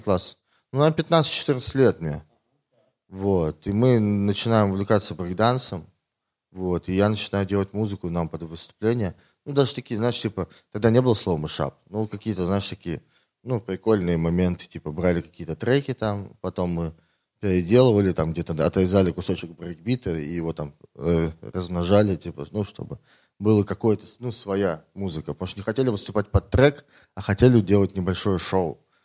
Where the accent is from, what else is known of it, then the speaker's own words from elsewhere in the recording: Tomsk, Tomsk Oblast, Russia; now in Moscow, Russia; Я из Томска